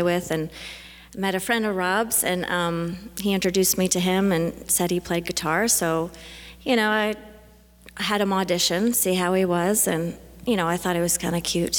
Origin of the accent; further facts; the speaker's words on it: just outside of Toronto, Ontario, Canada; moved away; also born or lived in Texas; Well, I'm from Canada originally, just outside of Toronto.